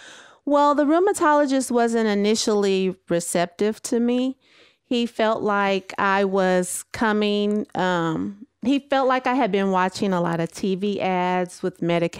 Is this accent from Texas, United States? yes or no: yes; Texas, United States; moved away as an adult; now in California, United States